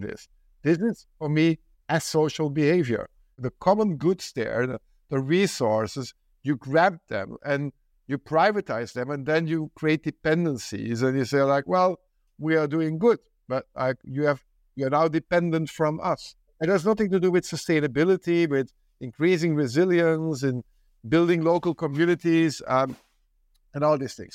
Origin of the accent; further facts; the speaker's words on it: Belgium; I come from Belgium